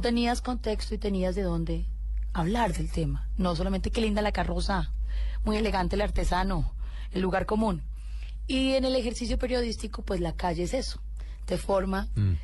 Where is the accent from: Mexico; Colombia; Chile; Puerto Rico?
Colombia; yo soy una colombiana común y corriente